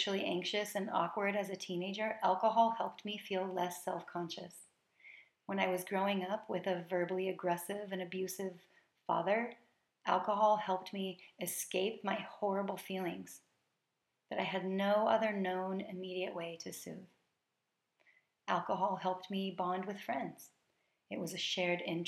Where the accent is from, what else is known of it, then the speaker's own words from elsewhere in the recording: United States; I am an American coming from a tradition that emphasizes gratitude on this day